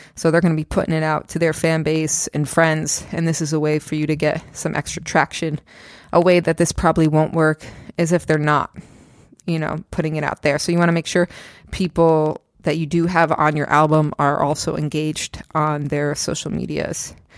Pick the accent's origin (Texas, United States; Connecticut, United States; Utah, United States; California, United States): Connecticut, United States; Stamford; also born or lived in Queens, New York / Brooklyn, New York; now in New Jersey, United States; I grew up in Stamford, Connecticut, and then I moved out to Queens, then Brooklyn, and um, I lived there for like eight years or so, and then moved out to Jersey